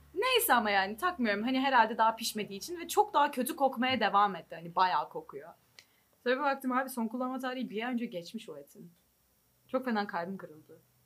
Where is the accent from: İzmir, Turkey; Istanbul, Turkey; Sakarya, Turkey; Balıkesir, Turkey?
İzmir, Turkey; now in Germany